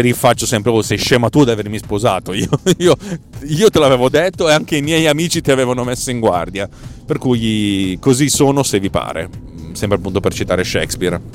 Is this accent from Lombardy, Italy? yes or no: yes; Milan, Lombardy, Italy; io sono di Milano